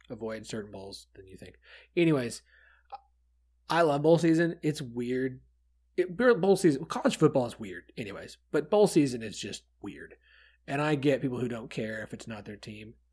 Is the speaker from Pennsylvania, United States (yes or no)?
no; Tulsa, Oklahoma, United States; I'm from Tulsa.